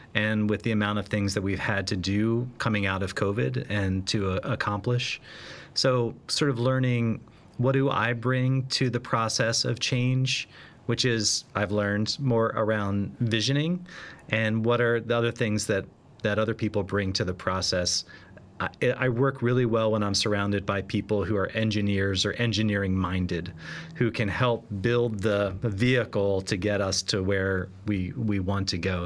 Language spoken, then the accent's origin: English; Boston, Massachusetts, United States; now in Philadelphia, United States; I'm a Bostonian, at least at heart, living in Philadelphia